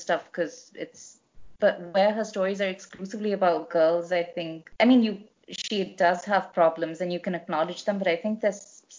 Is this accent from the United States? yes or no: no; India; this is probably true for a lot of us growing up in India